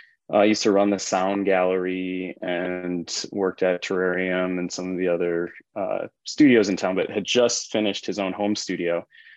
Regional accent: Tonga; now in United States; Again, I was an immigrant from Tonga.

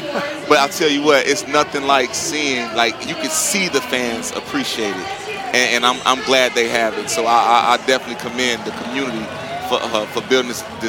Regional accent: Toledo, Ohio, United States; moved away; I'm from Toledo, Ohio, very blue-collar, hard-nosed citizens.

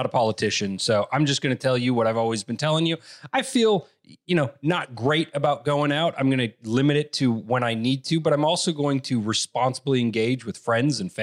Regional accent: Wisconsin, United States; now in California, United States; I'm from Wisconsin.

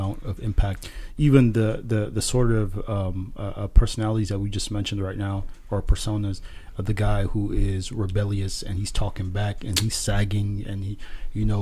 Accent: San Diego, California, United States; moved away; I come from San Diego, and in my neighborhood, there was, like, it was a gang-infested area

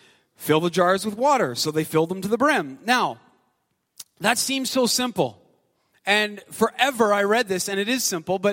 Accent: Canada; also born or lived in Ottawa; I'm Canadian

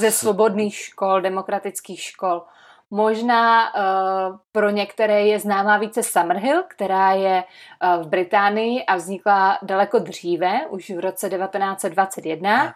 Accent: Czechia; My v Česku

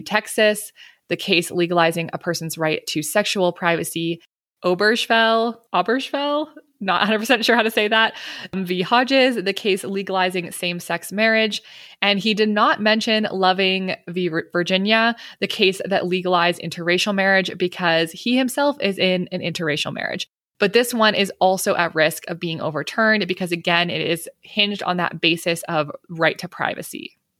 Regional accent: Canada; I'm Canadian

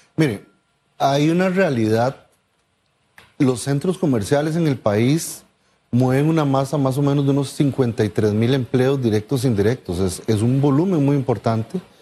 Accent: Costa Rica; now in Panama; yo como costarricense

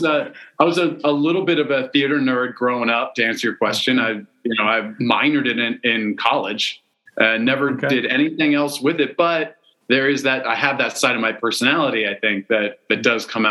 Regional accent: East Coast of the United States, United States; moved away as an adult; also born or lived in China; grew up on the East Coast of the United States

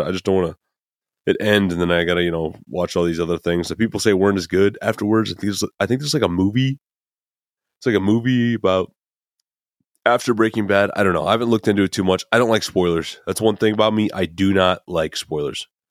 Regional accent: Midwest, United States; I'm from the Midwest.

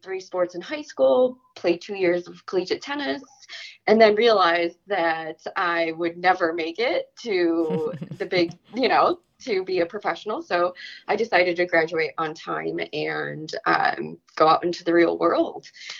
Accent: Chicago, Illinois, United States; I born and raised in Chicago.

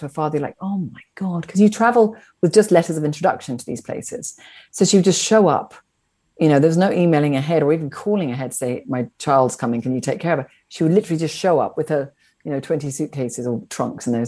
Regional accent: Wiltshire, South West England, United Kingdom; I grew up in the British aristocracy in Wiltshire in England.

